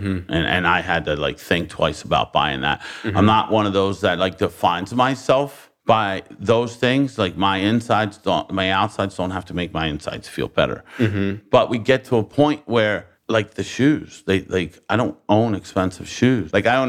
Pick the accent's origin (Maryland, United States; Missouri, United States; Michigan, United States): Maryland, United States; Baltimore; I lived there I lived there for 42 years, Baltimore City.